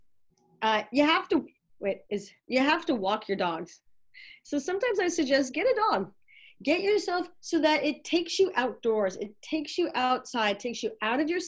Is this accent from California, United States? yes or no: yes; Los Angeles, California, United States; now in Northern California, United States; I'm from LA, moved up to this area, the Northern California area